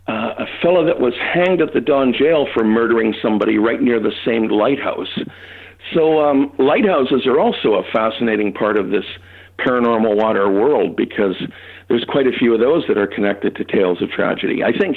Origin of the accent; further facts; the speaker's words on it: Toronto, Ontario, Canada; Well, no, but I grew up in Toronto, so I'd love to hear it.